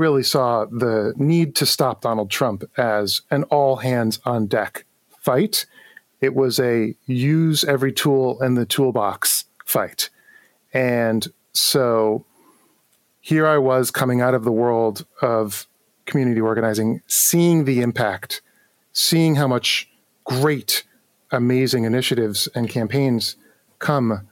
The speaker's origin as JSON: {"language": "English", "town": "New York City", "region": "New York", "country": "United States", "tie": "born or raised there", "said": "I grew up in New York City"}